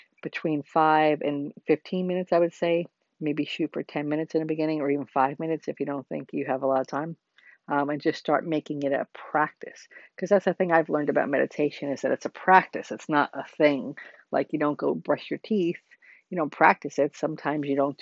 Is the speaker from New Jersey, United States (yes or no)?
yes; New Jersey, United States; I come from New Jersey myself